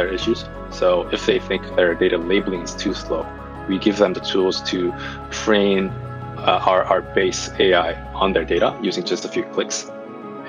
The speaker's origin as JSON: {"language": "English", "country": "South Korea", "tie": "born or raised there", "also_born_or_lived": "Singapore / United States", "moved": "yes", "said": "I'm from Korea, so I was born and raised in Korea. I lived in Singapore and the U.S."}